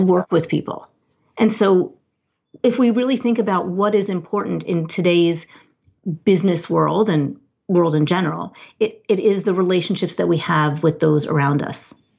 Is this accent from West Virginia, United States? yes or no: no; New Jersey, United States; I'm a Jersey girl